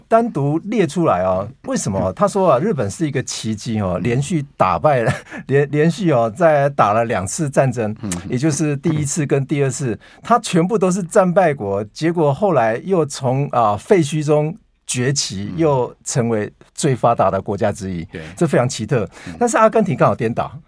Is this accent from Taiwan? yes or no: yes; Taiwan; 对我们台湾人而言